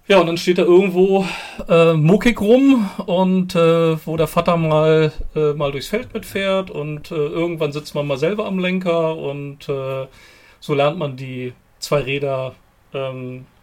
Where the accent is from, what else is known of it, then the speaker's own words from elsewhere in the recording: Lower Saxony, Germany; komme aus der wunderschönen Hildesheimer Börde. Ganz flach, viel Ackerland und ähm, da bin ich auf dem Bauernhof groß geworden, den meine Familie seit vielen Generationen betreibt.